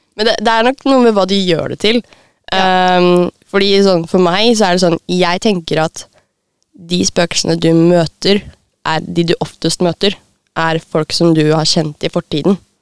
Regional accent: Lillestrøm, Akershus, Norway; jeg kommer fra Lillestrøm

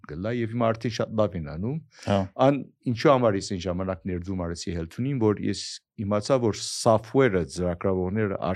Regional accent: Aleppo, Aleppo Governorate, Syria; moved away; also born or lived in Silicon Valley, United States / Armenia; ես հիմա որ 40 տարի Ամերիկա, ես քեզ Շուրիա Հալեբ մեծացել եմ հետո Ամերիկա ուսանել եմ եւ Սիլիկոն Վալի մնացել եմ 40 տարի այնտեղ

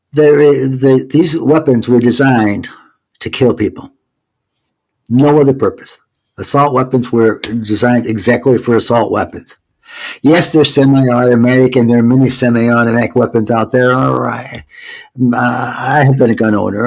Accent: Georgia, United States; I'm from Georgia now

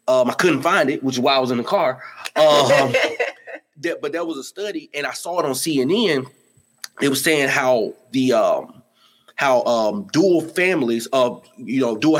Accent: Atlanta, Georgia, United States; I'm from Atlanta

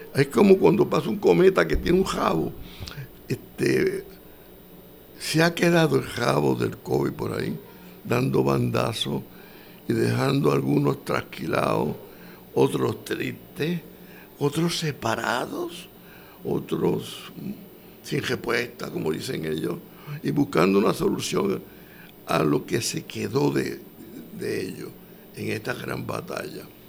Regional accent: Puerto Rico; yo soy puertorriqueño

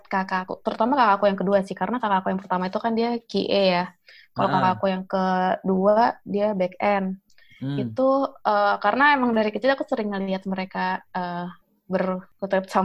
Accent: Jakarta, Indonesia; oh kalau asli sih dari Jakarta oh asli Jakarta uh, eh, merumah di Jakarta tapi uh, kalau orang tua dua-duanya sih Pandeglang Banten.

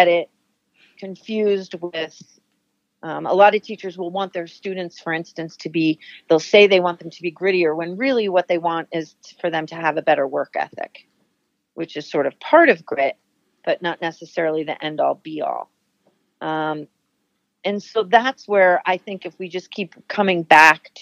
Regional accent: New Jersey, United States; moved away as an adult; now in New Hampshire, United States; I grew up in New Jersey, but I always knew that I had New England had a pull for me, so staying here made sense

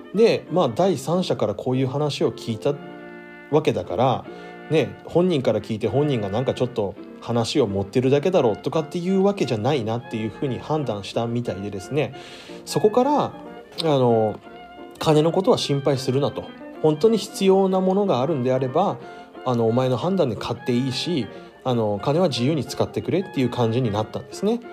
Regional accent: Miyagi, Japan; moved away; 俺の実家はもちろん宮城県にあったので

